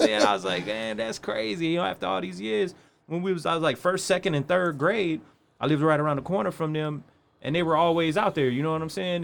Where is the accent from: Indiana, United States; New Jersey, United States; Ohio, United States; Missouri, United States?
Indiana, United States; East Chicago; I was born and raised in East Chicago, North Side.